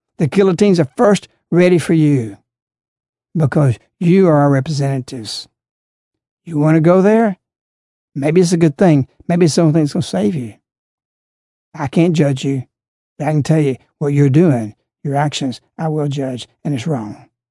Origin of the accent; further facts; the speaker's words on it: United States; also born or lived in Alabama; Because I'm an American